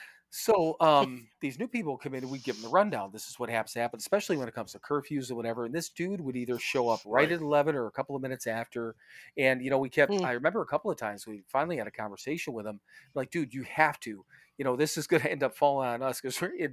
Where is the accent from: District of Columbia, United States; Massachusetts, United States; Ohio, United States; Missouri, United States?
Ohio, United States; born there; also born or lived in Wisconsin; I was born in Ohio, but I spent the majority of my, you know, my time and my adulthood in Wisconsin.